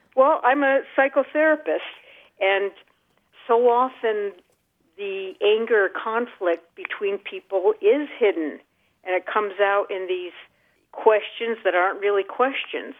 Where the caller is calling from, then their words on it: Burlington, Vermont, United States; I'm calling from Burlington, Vermont.